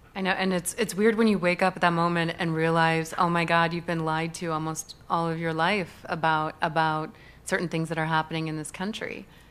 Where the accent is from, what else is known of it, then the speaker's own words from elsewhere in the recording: St. Louis, Missouri, United States; moved away; I grew up in the Midwest, so the middle of the country